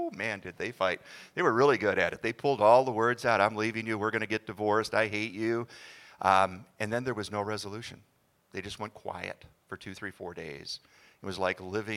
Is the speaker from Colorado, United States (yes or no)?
no; Hutchinson, Minnesota, United States; moved away as an adult; also born or lived in Montana; we were both born and raised in Hutchinson, Minnesota.